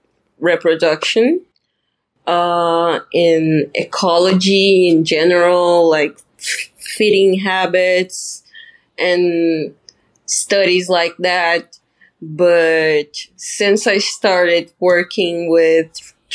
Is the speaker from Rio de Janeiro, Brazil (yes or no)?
no; Balneário Camboriú, Santa Catarina, Brazil; English is a second language; my city is known as the Brazilian Dubai because we have like the highest buildings in Latin America